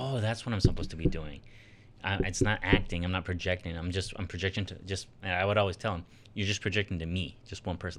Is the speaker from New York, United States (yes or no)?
no; Sioux City, Iowa, United States; moved away; also born or lived in Nebraska / Minnesota; I grew up in Sasu City